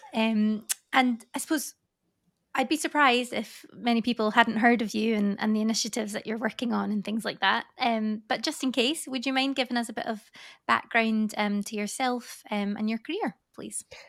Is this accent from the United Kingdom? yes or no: yes; Scotland, United Kingdom; now in Paris, France; I'm obviously from Scotland originally, but Leeway is based in Paris. Um, so I'm living out there at the moment